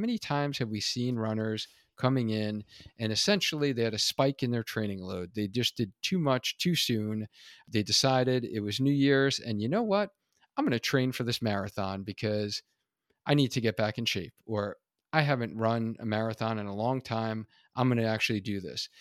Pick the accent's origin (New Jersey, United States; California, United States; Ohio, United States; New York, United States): New York, United States; now in Connecticut, United States; being an original New Yorker